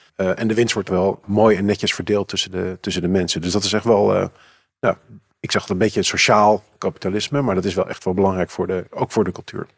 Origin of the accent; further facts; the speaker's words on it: Amsterdam, North Holland, Netherlands; Ik ben geboren en getogen in Amsterdam.